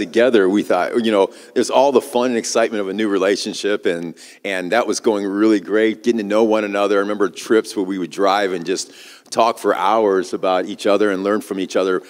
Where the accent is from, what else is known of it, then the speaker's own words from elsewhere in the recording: Midwest, United States; I grew up in the Midwest. I'm kind of a Midwest boy, I guess you would say.